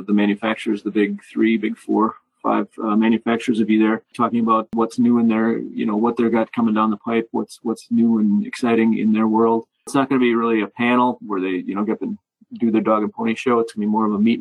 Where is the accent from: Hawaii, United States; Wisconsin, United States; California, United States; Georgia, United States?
Wisconsin, United States; I am from Wisconsin after all